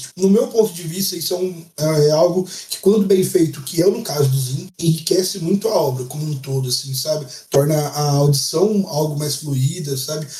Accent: Brazil; a gente é brasileiro

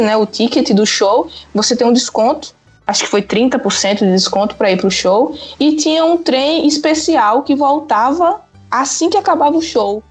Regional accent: Pernambuco, Brazil; moved away as an adult; also born or lived in Paraíba; now in Aveiro, Portugal; Eu sou nordestina e morei no Nordeste, né? Pernambuco

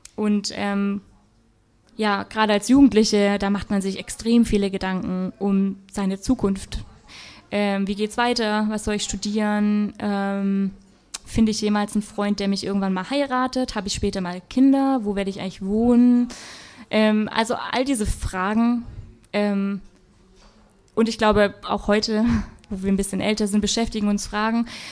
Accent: Black Forest, Baden-Württemberg, Germany; ich komme aus dem Schwarzwald, da sagt man nicht Chemie

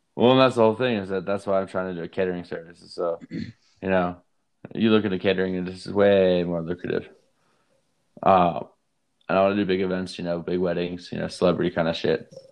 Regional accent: Durango, Colorado, United States; I grew up in Durango, Colorado

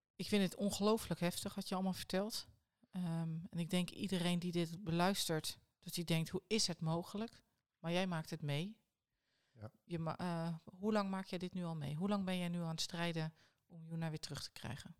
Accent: Netherlands; als Nederlanders

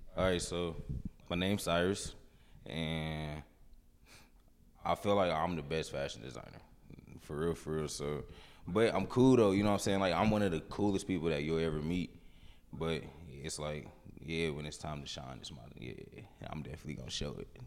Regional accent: Kansas City, Missouri, United States; I grew up here in Kansas City, uh, mainly from, like, out south

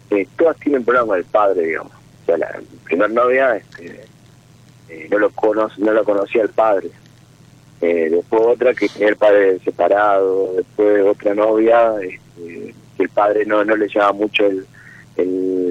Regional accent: Jujuy, Argentina; De Jujuy.

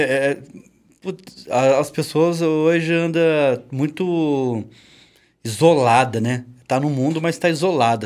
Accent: Taubaté, São Paulo, Brazil; nós, Tabateano

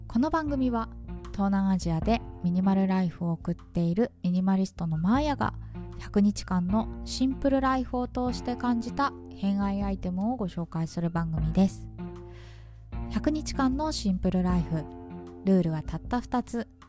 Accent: Tokyo, Japan; moved away as an adult; now in Hanoi, Vietnam; 私の実家東京なんですけど

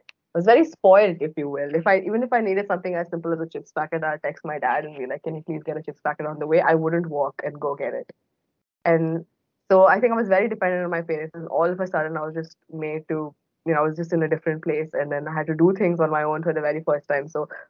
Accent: Bahrain; so I was born and brought up in Bahrain, which is a tiny island in the Middle East that not a lot of people have heard of.

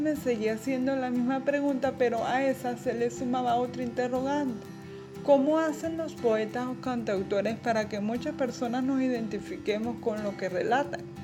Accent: Carora, Lara, Venezuela; soy de Carora, Estado Lara, Venezuela

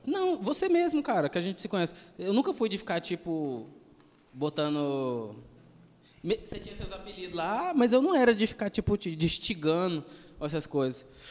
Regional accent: Goiânia, Goiás, Brazil; Do pé rachado que dizem

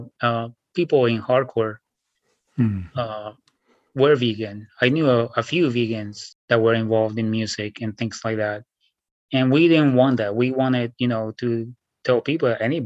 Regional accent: Bogotá, Colombia; moved away as an adult; also born or lived in New York City, United States; now in Washington State, United States; I was born in Bogota, Colombia, 1979. So I grew up there

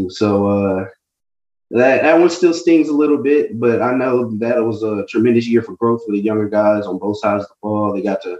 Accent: Greensboro, North Carolina, United States; I'm actually from the Greensboro area. We recently just moved to Whitsitt this past year.

